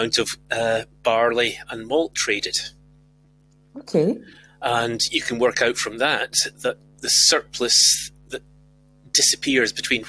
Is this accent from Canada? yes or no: no; Dunbar, Scotland, United Kingdom; I'm from Dunbar, where I was born and brought up